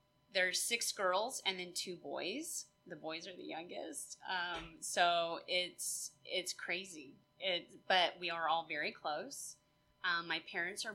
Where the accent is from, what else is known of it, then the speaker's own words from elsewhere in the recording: San Diego, California, United States; I was born in San Diego, California.